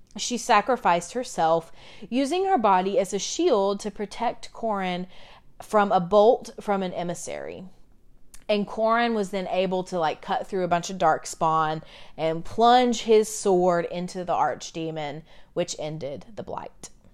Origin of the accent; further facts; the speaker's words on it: United States; we've been doing that as Americans